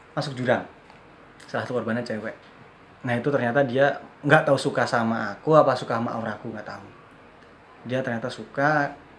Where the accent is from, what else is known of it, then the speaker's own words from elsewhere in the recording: Wonosari, Special Region of Yogyakarta, Indonesia; also born or lived in Cirebon, West Java; lahir di Cirebon Jawa Barat dari SD kelas 5 pindah ke Wonosari